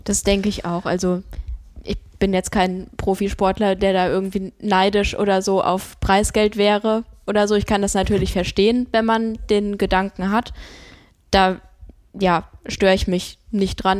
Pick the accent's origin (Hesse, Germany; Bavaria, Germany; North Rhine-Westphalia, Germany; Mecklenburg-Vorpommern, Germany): Hesse, Germany; Rodgau; now in Bremen, Germany; Ich war in Jügesheim, in meiner Heimat